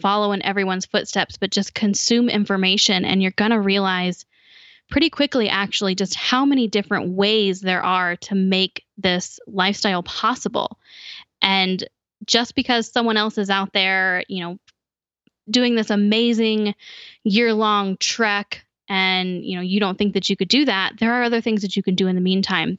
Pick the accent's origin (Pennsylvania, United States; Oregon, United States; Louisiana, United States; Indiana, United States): Indiana, United States; Indianapolis; moved away; I actually grew up in the capital city of Indiana.